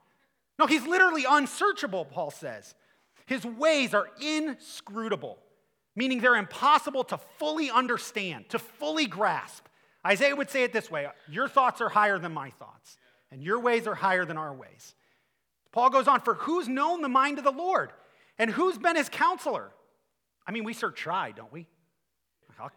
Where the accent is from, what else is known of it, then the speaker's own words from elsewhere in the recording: Akron, Ohio, United States; I'm from Akron